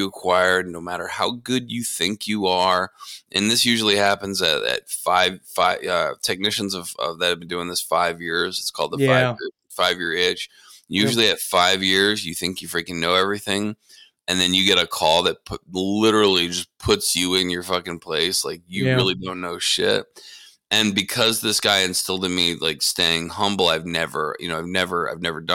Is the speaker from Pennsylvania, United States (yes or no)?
yes; between Scranton and Allentown, Pennsylvania, United States; also born or lived in Connecticut; now in Dallas, United States; I grew up in between Scranton and Allentown.